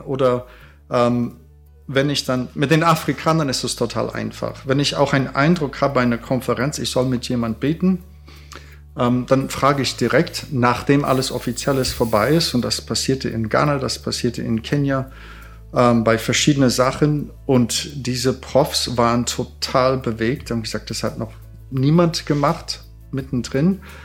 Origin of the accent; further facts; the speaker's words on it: Canada; now in Germany; Ich bin Kanadier